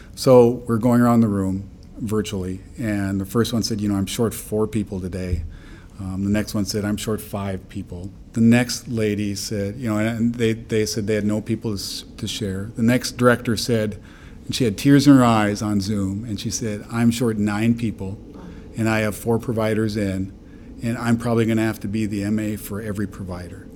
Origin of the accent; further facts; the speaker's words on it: Midwest, United States; also born or lived in North Dakota / Minnesota; I'm from the Midwest, and I uh, really wanted to help my community. It's a very rural area that I'm from